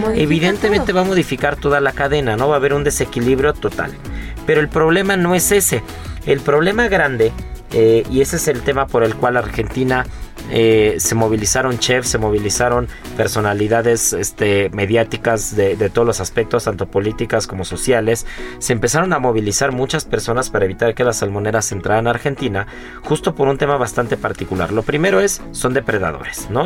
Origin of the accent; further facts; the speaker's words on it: Mexico; como mexicanos